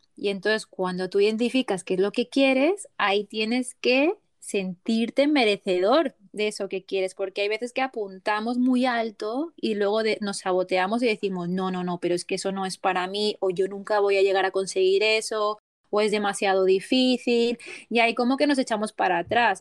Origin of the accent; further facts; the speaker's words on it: Barcelona, Catalonia, Spain; coach de bienestar y soy de Barcelona, España